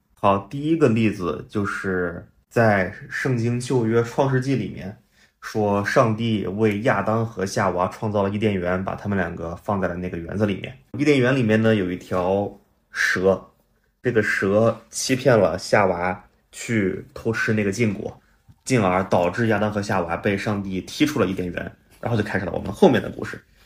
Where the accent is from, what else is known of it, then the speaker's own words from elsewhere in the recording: Henan, China; moved away; 我是河南的